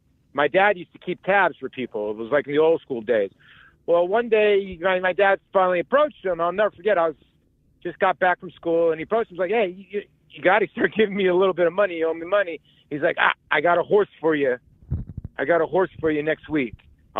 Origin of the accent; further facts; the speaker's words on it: Arizona, United States; also born or lived in New York; I grew up in Arizona. I was born in New York. I moved out to Arizona when I was young.